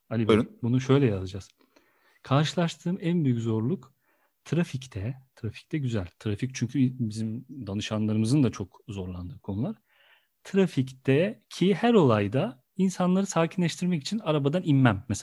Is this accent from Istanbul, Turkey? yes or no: no; Kayseri Province, Turkey; Ya evet ben de Kayseriliyim ya.